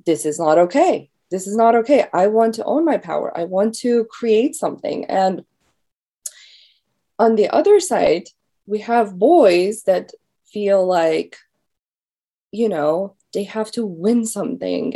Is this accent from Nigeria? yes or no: no; Iran; now in United States; I'm from Iran